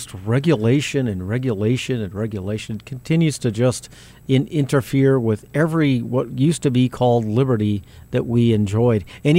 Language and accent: English; South Valley, New Mexico, United States; because I'm black and I'm transgender and I'm from South Valley or whatever the hell, that defines me.